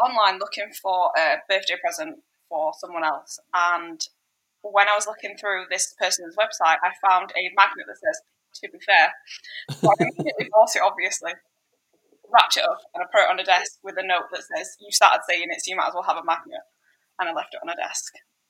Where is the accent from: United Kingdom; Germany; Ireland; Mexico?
United Kingdom; moved away; one thing that we say as British people that Americans apparently don't really say is "to be fair."